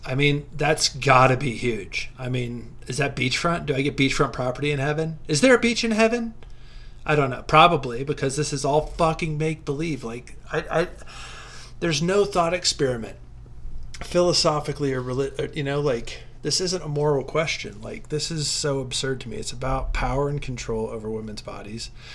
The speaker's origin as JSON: {"language": "English", "region": "southern Ohio", "country": "United States", "tie": "born or raised there", "said": "I grew up in a very religious part of southern Ohio"}